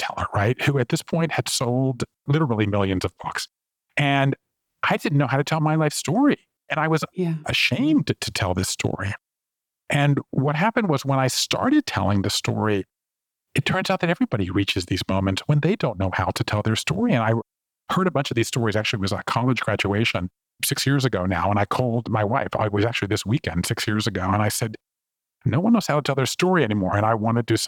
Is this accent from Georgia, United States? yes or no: yes; Savannah, Georgia, United States; moved away as an adult; also born or lived in Japan; I grew up in Savannah, Georgia, and I left there and went to college and moved to Japan in the mid-1980s.